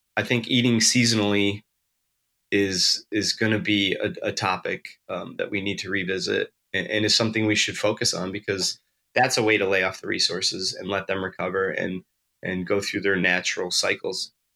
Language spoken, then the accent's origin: English; Western New York, United States; moved away; also born or lived in Kodiak, Alaska; I grew up in Western New York